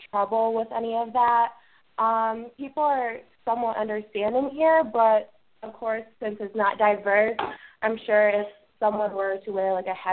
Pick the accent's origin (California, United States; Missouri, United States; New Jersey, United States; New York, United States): New York, United States; Brooklyn; born there; Um, well, I was born in Brooklyn. My parents were also born in the states, um, but my grandparents are from Pakistan.